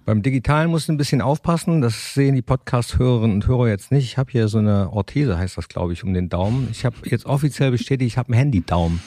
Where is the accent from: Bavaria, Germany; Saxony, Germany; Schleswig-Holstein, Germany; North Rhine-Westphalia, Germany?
North Rhine-Westphalia, Germany; Mönchengladbach; ich komm aus Mönchengladbach